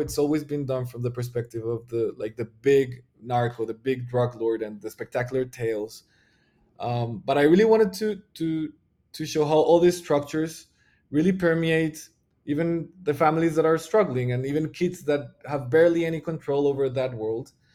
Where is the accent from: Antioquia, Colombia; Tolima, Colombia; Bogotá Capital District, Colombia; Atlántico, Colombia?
Bogotá Capital District, Colombia; Bogota; I'm from Bogota, which is the, like, the biggest city in Colombia